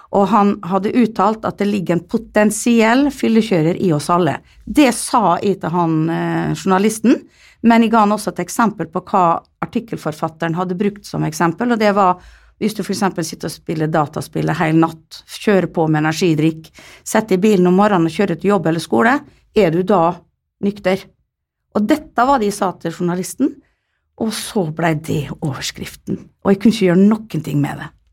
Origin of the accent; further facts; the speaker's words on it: Netherlands; now in Molde, Norway; jeg kommer jo fra Nederland, hvor man er liberal på det meste